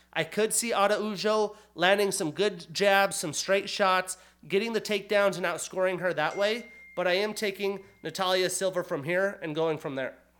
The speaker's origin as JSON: {"language": "English", "country": "United States", "tie": "born or raised there", "also_born_or_lived": "Montana / Wyoming", "said": "growing up in Montana, in Wyoming"}